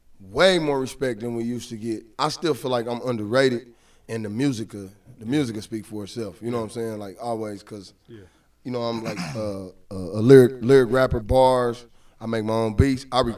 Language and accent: English; Kansas City, Missouri, United States; I grew up in Kansas City, man. Like, see, we from the south side. You know what I'm saying? We from 108th Street.